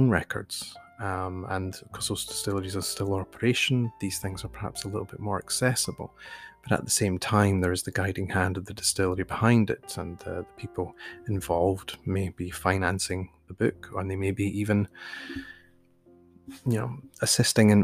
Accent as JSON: {"language": "English", "region": "Scotland", "country": "United Kingdom", "tie": "born or raised there", "said": "myself, growing up in Scotland"}